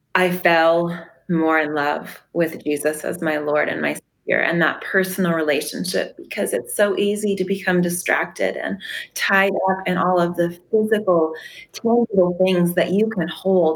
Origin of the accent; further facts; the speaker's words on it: Arvada, Colorado, United States; moved away as an adult; now in Paradise, United States; We grew up in um, Arvada, Colorado